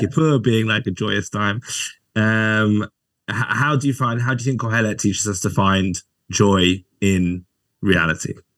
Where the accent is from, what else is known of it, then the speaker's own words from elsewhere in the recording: England, United Kingdom; me as an English person